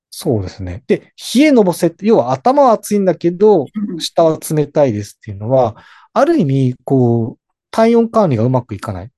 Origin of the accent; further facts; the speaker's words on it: Hokkaido, Japan; 私北海道です。